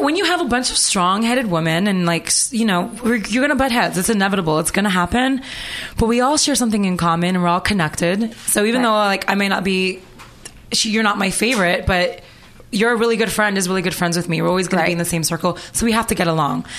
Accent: Toronto, Ontario, Canada; moved away; also born or lived in Los Angeles; I'm from Toronto, Canada, and I came here when I was very young.

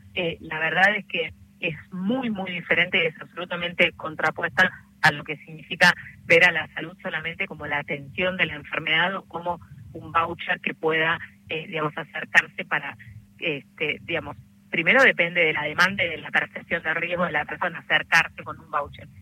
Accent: Argentina; como trabajadora de salud, como argentina

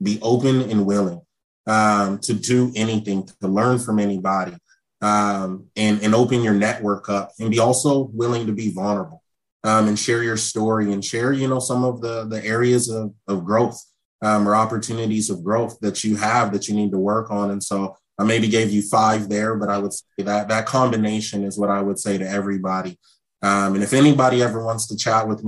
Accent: Seattle, Washington, United States; I'm from Seattle. Coming back home, my first year being back home

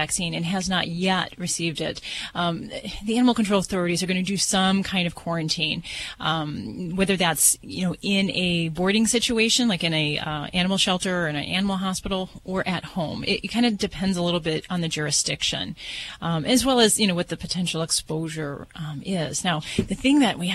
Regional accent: Las Vegas, Nevada, United States; I'm from Vegas

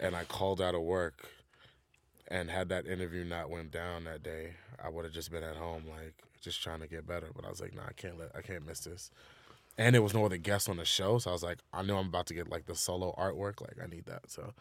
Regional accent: New York City, New York, United States; being from New York

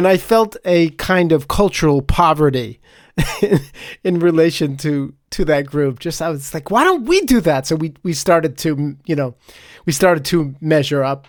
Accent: Connecticut, United States; I didn't grow up in Staten Island. I grew up in Connecticut

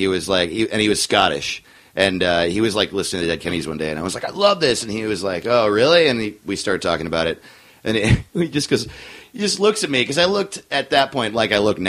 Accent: New York, United States; I grew up we moved every 3 years until I was 12, and then my dad retired and we moved to New York.

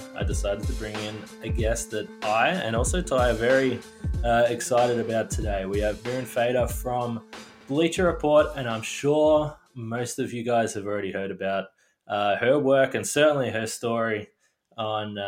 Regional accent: Australia; being Australian

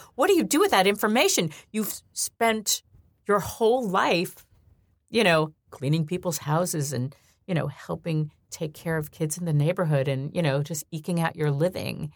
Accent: New York, United States; I grew up in New York

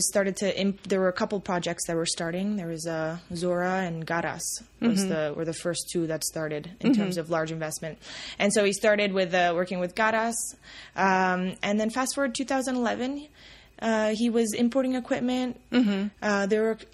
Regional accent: Tuscany, Italy; also born or lived in San Francisco, United States / Puglia, Italy; now in Armenia; I grew up in Italy. In Tuscany and Puglia

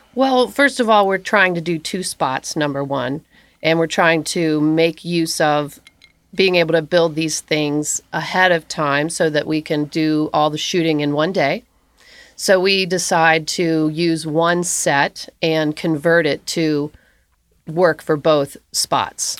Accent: Augusta, Kentucky, United States; I'm from Augusta, Kentucky

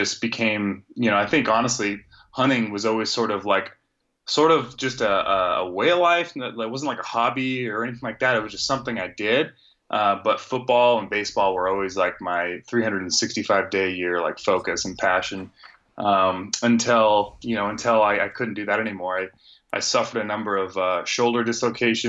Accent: Northern California, United States; moved away as an adult; now in Arizona, United States; born and raised in Northern California

